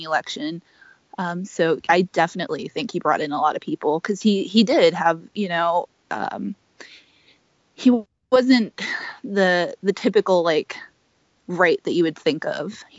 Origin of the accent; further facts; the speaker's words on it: New England, United States; I'm from New England